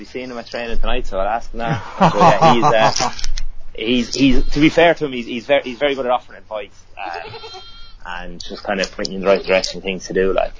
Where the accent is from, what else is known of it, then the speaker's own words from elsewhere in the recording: Ireland; moved away as an adult; also born or lived in Bangor, Wales; now in Birmingham, United Kingdom; as you can tell, I'm from Ireland. Bit of a giveaway. So I moved over here 8 years ago to Bangor in North Wales to do a teaching degree, to become a teacher. And then when I completed that in 2011, I moved down to Birmingham.